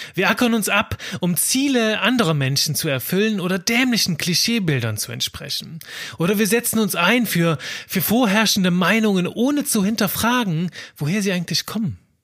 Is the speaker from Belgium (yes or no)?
yes; Belgium; now in Cologne, Germany; Ich bin Belgier